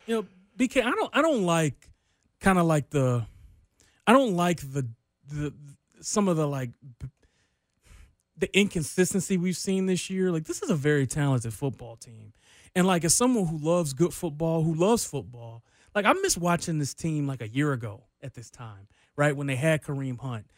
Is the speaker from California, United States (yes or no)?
no; Detroit, Michigan, United States; moved away; I grew up in Detroit